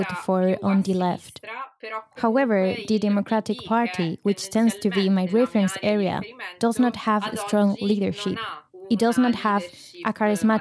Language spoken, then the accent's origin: English; Palermo, Sicily, Italy; I'm 32 years old, and I was born and raised in Palermo